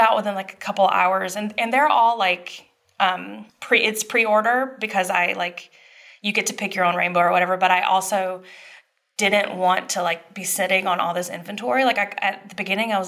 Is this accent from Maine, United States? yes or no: no; Dublin, Georgia, United States; moved away; I'm from Dublin, Georgia. It's a couple hours south. It's like smack dab in middle Georgia.